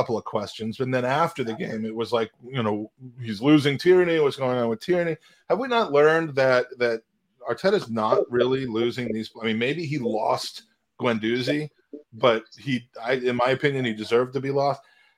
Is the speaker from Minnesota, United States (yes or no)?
no; Washington, District of Columbia, United States; Well, that's a positive feeling coming from my hometown of D.C.